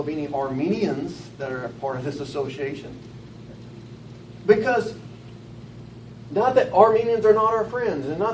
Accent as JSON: {"language": "English", "town": "Batesville", "region": "Arkansas", "country": "United States", "also_born_or_lived": "Conway, Arkansas", "said": "I'm from Batesville, Arkansas, and from live in Conway"}